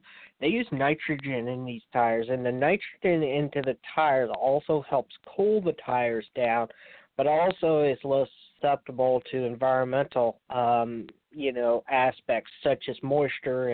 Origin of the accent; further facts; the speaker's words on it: near Richmond, Virginia, United States; my hometown here near Richmond, Virginia.